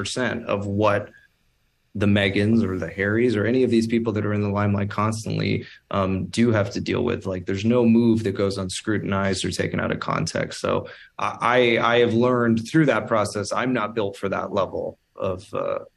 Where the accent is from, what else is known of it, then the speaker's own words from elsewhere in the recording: Toronto, Ontario, Canada; moved away as an adult; now in Los Angeles, United States; I'm from Toronto. I was born and raised in Toronto.